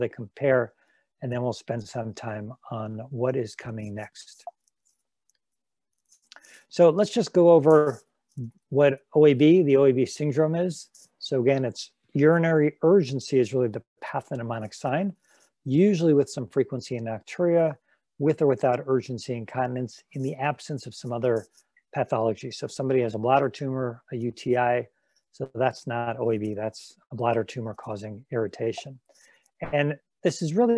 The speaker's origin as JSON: {"language": "English", "town": "Los Angeles", "region": "California", "country": "United States", "moved": "yes", "lives_now": "Cleveland, United States", "said": "I'm from Los Angeles, but I'm in Cleveland now"}